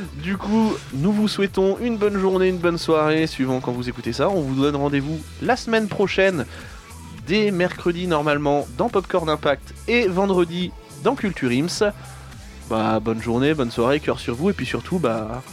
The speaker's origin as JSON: {"language": "French", "town": "Tours", "region": "Centre-Val de Loire", "country": "France", "said": "nous ne venons pas de Paris, nous nous venons euh, de Touraine, on est de Tours"}